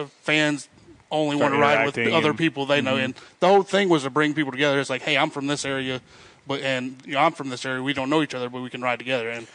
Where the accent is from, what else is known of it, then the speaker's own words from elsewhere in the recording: Charlotte, North Carolina, United States; hey, I'm from Charlotte.